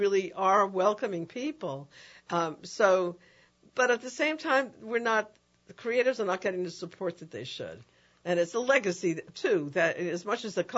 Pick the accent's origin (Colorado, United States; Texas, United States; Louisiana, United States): Louisiana, United States; New Orleans; I'm a downtown girl, too.